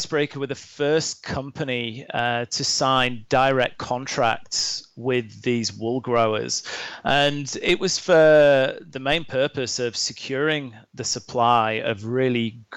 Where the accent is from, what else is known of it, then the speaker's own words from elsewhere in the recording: Lake District, North West England, United Kingdom; moved away as an adult; also born or lived in Australia; now in North America; I grew up in the Lake District in the UK, in a national park